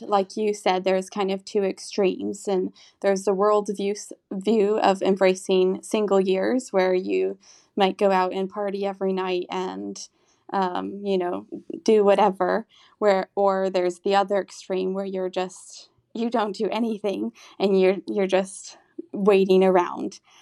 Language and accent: English; Texas, United States; moved away as an adult; also born or lived in Austria; now in Rome, Italy; I'm from Texas, but I'm currently living in Rome right now